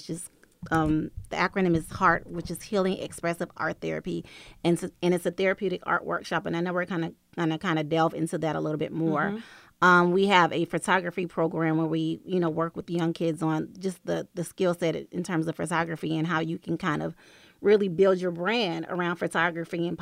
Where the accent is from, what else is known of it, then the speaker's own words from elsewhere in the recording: College Park, Georgia, United States; We hail from College Park, Georgia. We are children, daughters of Atlanta. We were reared here. We were raised here